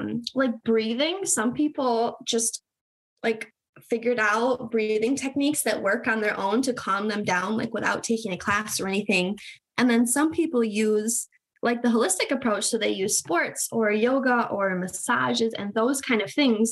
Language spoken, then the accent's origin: English; Michigan, United States; So I'm in Michigan. I've been born and raised in Michigan